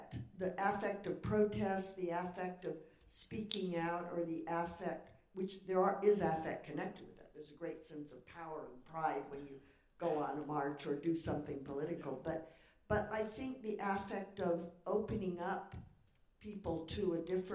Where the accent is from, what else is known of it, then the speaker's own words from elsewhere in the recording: San Joaquin Valley, California, United States; moved away; I'm from the working class in the San Joaquin Valley, and so I go back there all the time